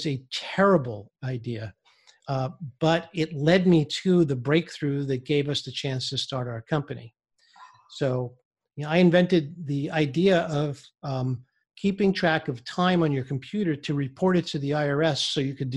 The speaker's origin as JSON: {"language": "English", "town": "New York City", "region": "New York", "country": "United States", "tie": "born or raised there", "said": "I grew up in Brooklyn, New York"}